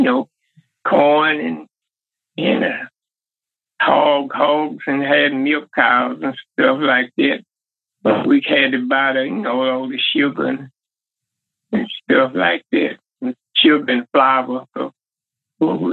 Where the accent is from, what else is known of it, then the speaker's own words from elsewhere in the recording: Carthage, Mississippi, United States; I'm from Carthage, Mississippi